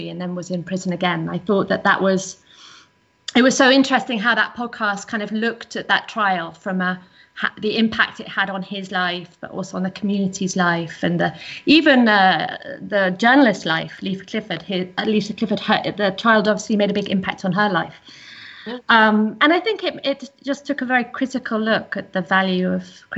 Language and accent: English; England, United Kingdom; now in Netherlands; I'm English.